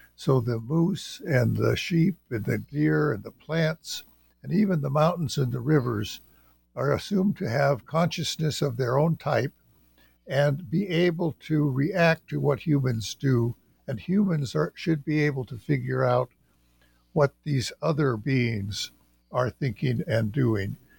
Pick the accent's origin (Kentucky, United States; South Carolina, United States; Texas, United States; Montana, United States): Montana, United States; western; moved away as an adult; I'm from the Salish and Kootenai tribes in western Montana, and I grew up in western Montana